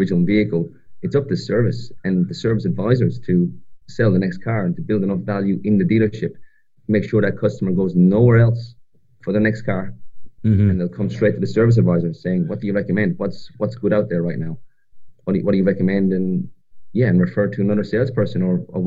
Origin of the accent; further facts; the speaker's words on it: Ireland; moved away as an adult; now in Australia; I'm from the other side of the world, from a little country called Ireland. I grew up in Ireland, and I made my way to Australia about 6.5 years ago